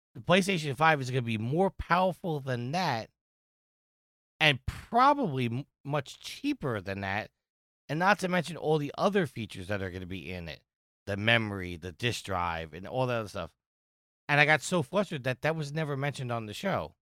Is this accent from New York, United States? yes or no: yes; New York, United States; I'm from New York